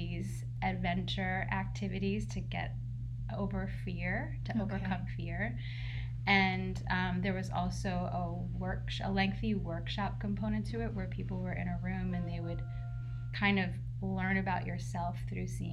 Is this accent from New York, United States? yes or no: yes; New York City, New York, United States; also born or lived in Philadelphia / Woodstock / Hudson; now in Beacon, United States; I grew up in New York City